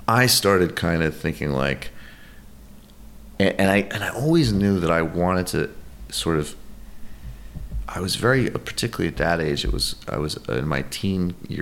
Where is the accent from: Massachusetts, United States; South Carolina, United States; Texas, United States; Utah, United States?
Massachusetts, United States; Western Mass, rural; also born or lived in New York; I grew up mostly in Massachusetts, mostly in rural Massachusetts.